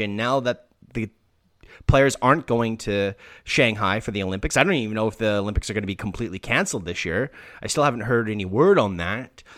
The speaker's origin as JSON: {"language": "English", "country": "Canada", "said": "being Canadian"}